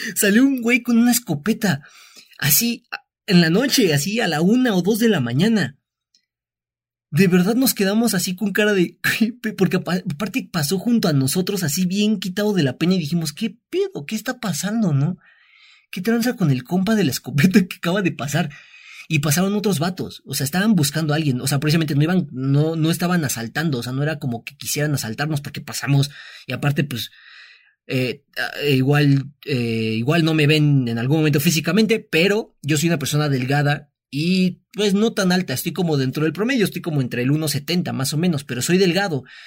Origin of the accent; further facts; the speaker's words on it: Mexico; moved away as an adult; now in Mexico City, Mexico; nosotros pues somos de aquí, no somos de la Ciudad de México